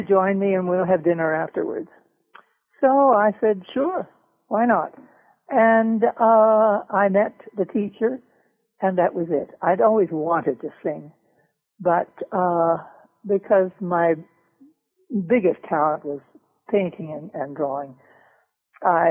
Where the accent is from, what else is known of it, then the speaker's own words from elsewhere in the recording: Toronto, Ontario, Canada; one of the best opera schools in North America was back in my hometown, Toronto.